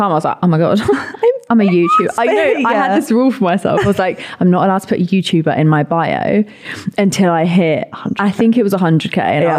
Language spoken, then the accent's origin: English; London, United Kingdom; I'm a singer from London.